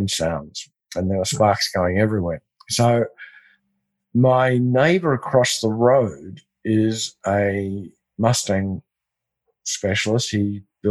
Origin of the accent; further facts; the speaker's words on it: Australia; I'm Australian